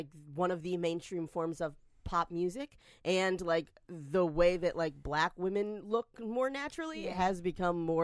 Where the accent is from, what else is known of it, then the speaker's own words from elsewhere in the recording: the South, United States; I grew up in the South